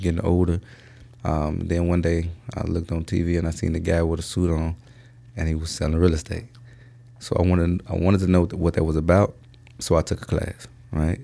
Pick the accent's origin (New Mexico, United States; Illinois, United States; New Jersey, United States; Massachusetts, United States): Illinois, United States; Chicago; also born or lived in Indiana / Bolingbrook, Illinois; I'm from the Chicagoland area, and I say that because, uh, uh, originally we're from Roseland.